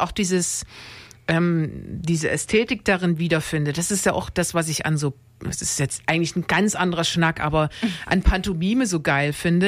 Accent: Dresden, Saxony, Germany; ich komme aus Dresden

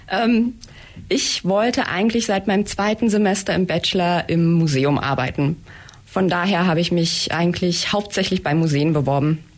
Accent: near Eisenach, Thuringia, Germany; moved away as an adult; now in Blaubeuren, Germany; ich komme aus der Nähe von Eisenach in Thüringen und ähm, ja, bin nach der Schule hierher gezogen

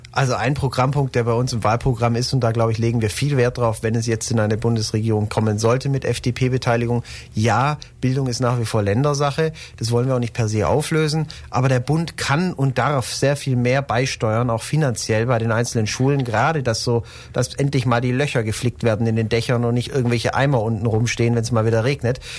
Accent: Ulm, Baden-Württemberg, Germany; also born or lived in Berlin; Ulm auch 2050 die Stadt ist, meine Heimatstadt ist

